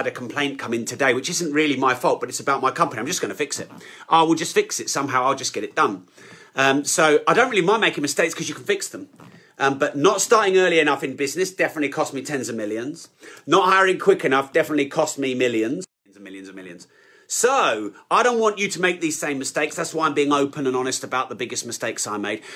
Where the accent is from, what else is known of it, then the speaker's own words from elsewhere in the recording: United Kingdom; I'm so British